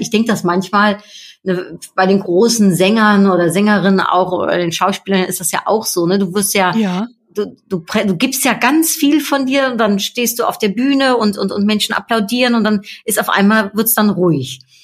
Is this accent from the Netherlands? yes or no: yes; Netherlands; ich bin ja Niederländerin